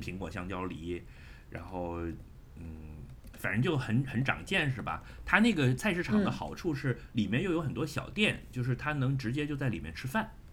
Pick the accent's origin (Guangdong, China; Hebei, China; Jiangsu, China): Guangdong, China; Shenzhen; moved away; 我回了我老家，就是我回深圳